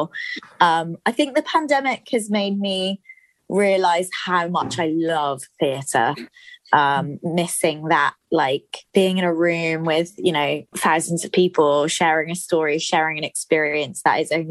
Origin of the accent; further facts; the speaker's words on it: Somerset, South West England, United Kingdom; moved away; I'm originally from Somerset